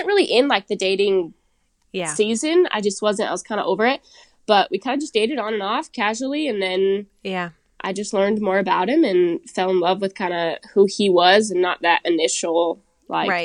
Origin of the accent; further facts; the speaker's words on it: Seattle, Washington, United States; I'm originally from Seattle